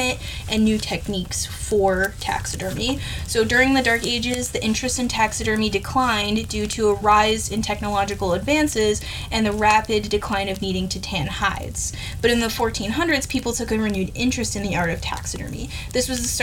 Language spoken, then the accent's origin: English; United States; as an American